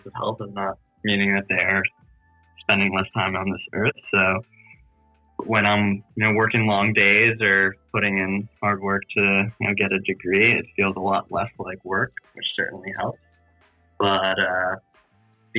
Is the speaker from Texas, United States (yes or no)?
no; New Jersey, United States; also born or lived in New England / Providence, Rhode Island; I currently live in Jersey City, New Jersey, born and raised in New Jersey.